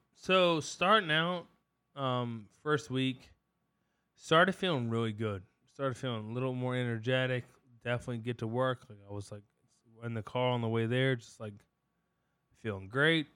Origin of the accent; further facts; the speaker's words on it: Culpeper County, Virginia, United States; we grew up in Culpepper County